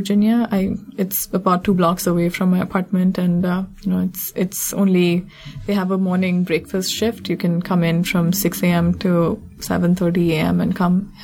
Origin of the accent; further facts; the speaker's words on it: India; moved away as an adult; also born or lived in Providence, Rhode Island; now in Washington, D.C., United States; I grew up in India in an upper middle class family